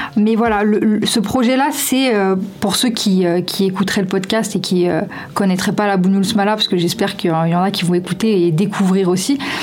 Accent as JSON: {"language": "French", "town": "Lyon", "region": "Auvergne-Rhône-Alpes", "country": "France", "tie": "born or raised there", "said": "j'ai grandi du coup euh, rue de la quarantaine, donc euh, dans le bas du 5e arrondissement"}